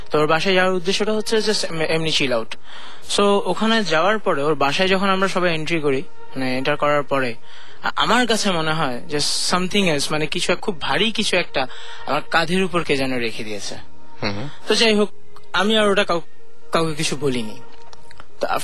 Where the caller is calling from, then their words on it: Khilgaon, Dhaka Division, Bangladesh; আমি খিলগা থেকে এসেছি